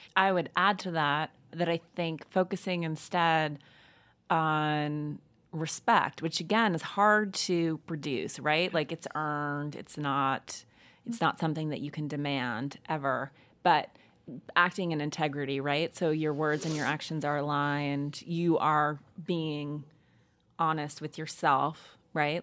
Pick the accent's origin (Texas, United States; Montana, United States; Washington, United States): Montana, United States; Missoula; I grew up in Montana in a small town called Missoula